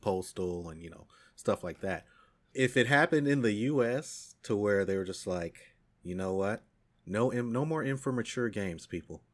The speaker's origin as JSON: {"language": "English", "country": "United States", "said": "as an American and someone who speaks English"}